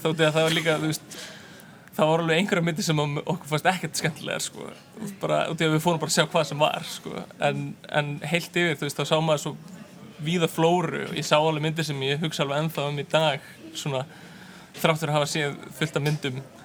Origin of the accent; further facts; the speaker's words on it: Iceland; also born or lived in New York, United States; ég var í námi út í bandarækjunum þannig ég þurfti að fljúa heim sérstaklega